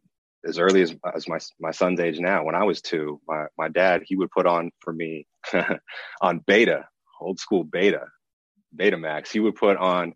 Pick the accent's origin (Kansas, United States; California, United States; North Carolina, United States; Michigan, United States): California, United States; Marin County, Bay Area; also born or lived in Los Angeles, California; Growing up in the Bay Area, specifically in Marin County, which is right above the Golden Gate Bridge, man, it is beautiful